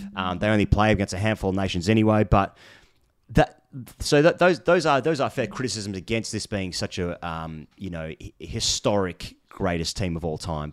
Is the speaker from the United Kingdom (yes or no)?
no; Australia; as an Australian